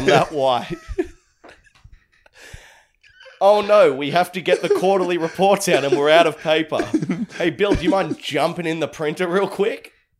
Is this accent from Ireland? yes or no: yes; Ireland; I'm an Irish dreamboat, and I got fucking check the passport